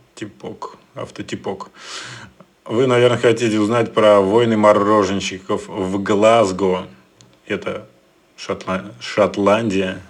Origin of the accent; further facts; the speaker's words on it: Moscow, Russia; я москвич